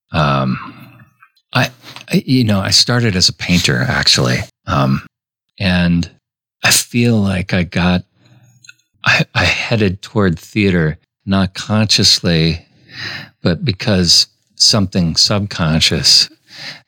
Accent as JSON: {"language": "English", "region": "Minnesota", "country": "United States", "tie": "born or raised there", "said": "I grew up in Minnesota in a pretty strict Catholic family"}